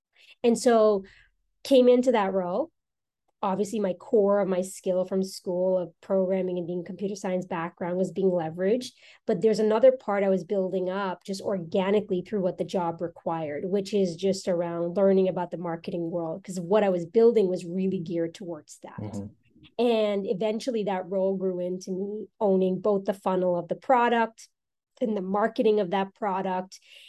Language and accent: English; New York, United States; also born or lived in South America; I'm South American born. And so my parents migrated from South America to the US. I was 15 when we moved here we moved to New York. Mm-hmm. And so I'm from New York, actually.